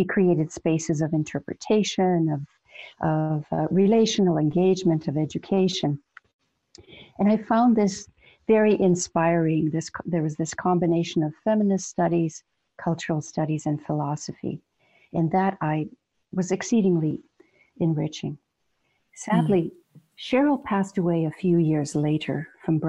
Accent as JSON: {"language": "English", "region": "British Columbia", "country": "Canada", "tie": "born or raised there", "also_born_or_lived": "Croatia", "said": "I was born in Croatia, and we came to Canada in the late 1950s. We were political refugees from, at the time, communism. And so I had all of my education in North America, in British Columbia"}